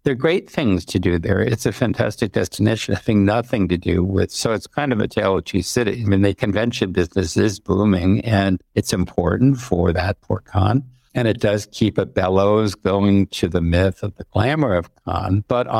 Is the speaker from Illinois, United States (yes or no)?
no; Connecticut, United States; now in Paris, France; when I was a kid growing up in Connecticut